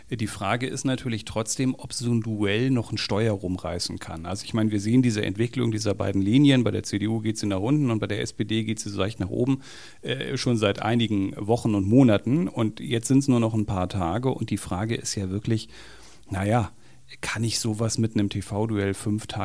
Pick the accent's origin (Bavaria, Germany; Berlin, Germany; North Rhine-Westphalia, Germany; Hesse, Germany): Berlin, Germany; Und auch als Berliner der alle rote Socken Kampagne in Kampagnen in Berlin schon gesehen hat, der von der Linken in Berlin regiert wurde